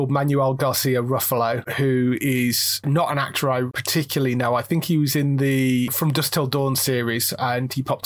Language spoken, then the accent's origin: English; United Kingdom; we're British